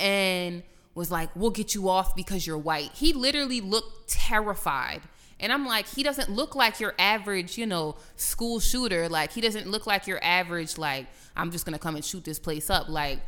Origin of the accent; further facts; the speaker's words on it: Louisiana, United States; Growing up in the South, I feel like everybody who grew up in Louisiana is built different because the type of racism out here is totally different.